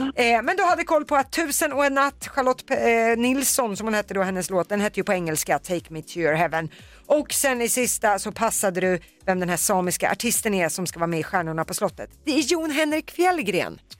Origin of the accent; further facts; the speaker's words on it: Södertälje, Stockholm County, Sweden; det är mina hemtrakter